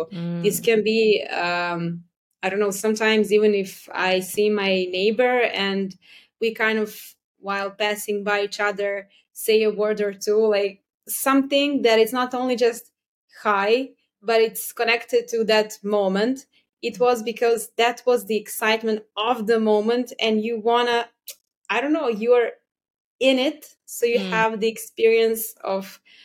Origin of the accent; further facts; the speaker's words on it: Serbia; I'm from Serbia